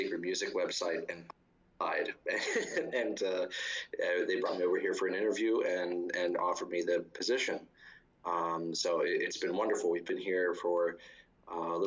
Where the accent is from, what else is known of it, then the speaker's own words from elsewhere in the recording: Martinsburg, Pennsylvania, United States; now in Rome, Italy; I grew up in a little town called Martinsburg, which is near Altoona in western Pennsylvania, about 100 miles east of Pittsburgh